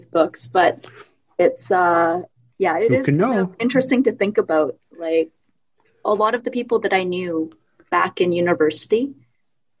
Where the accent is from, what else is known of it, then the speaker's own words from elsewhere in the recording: Vancouver, British Columbia, Canada; I actually grew up in Vancouver. I moved to North Vancouver a few years